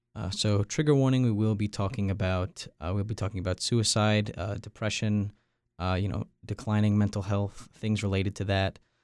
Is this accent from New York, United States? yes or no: yes; Long Island, New York, United States; moved away as an adult; also born or lived in North Carolina; I'm from Long Island, New York.